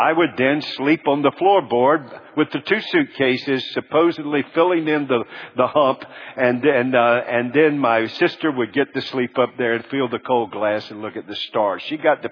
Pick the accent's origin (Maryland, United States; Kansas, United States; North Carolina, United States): North Carolina, United States; Charlotte; When I was born in Charlotte, North Carolina, and I was born and I didn't have any siblings